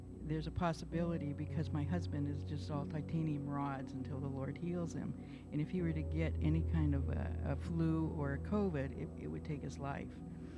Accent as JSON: {"language": "English", "region": "England", "country": "United Kingdom", "said": "I'm an English gardener, if you know me."}